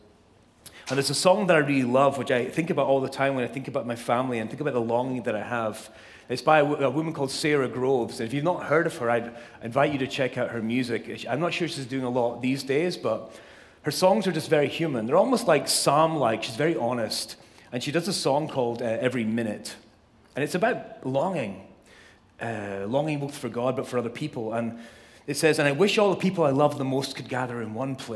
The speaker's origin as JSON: {"language": "English", "region": "Scotland", "country": "United Kingdom", "tie": "born or raised there", "moved": "yes", "lives_now": "Southern California, United States", "said": "I was born and raised in Scotland, as most of you know, the best place on earth."}